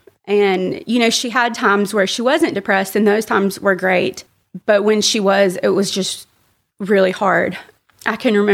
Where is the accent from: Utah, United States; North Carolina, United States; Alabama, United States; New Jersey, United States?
Alabama, United States; Birmingham; So I was born and raised in Birmingham, but I didn't have, I guess, what I would think of as a typical like Bible Belt upbringing.